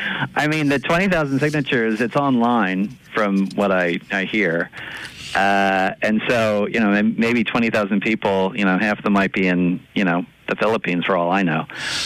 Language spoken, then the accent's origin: English; Philadelphia, Pennsylvania, United States; I'm from Philadelphia